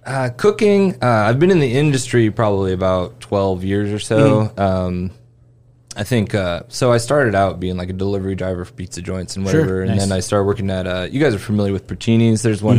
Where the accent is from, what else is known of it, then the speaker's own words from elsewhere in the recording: West Lafayette, Indiana, United States; moved away as an adult; now in Indianapolis, United States; I grew up in West Lafayette.